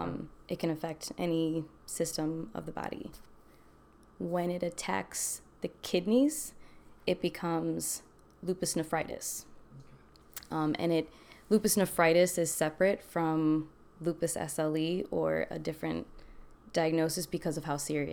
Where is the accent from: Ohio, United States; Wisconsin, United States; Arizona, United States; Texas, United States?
Wisconsin, United States; Milwaukee; I'm originally from Milwaukee, I guess you could say. I was an Army brat, so I kind of lived all over.